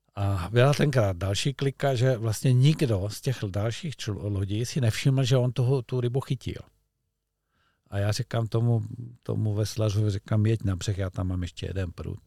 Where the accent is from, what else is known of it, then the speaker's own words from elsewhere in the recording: Czechia; also born or lived in Olšava river area (lives by it); my jsme Češi